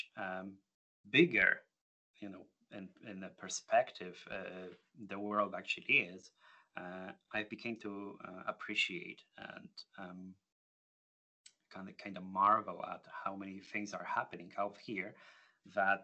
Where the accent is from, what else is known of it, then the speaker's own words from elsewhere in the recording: Poland; moved away as an adult; now in United Kingdom; moving away from my home country